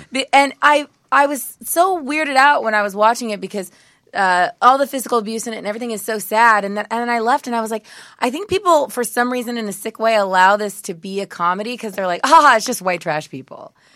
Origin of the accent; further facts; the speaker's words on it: Modesto, California, United States; I'm from Modesto, California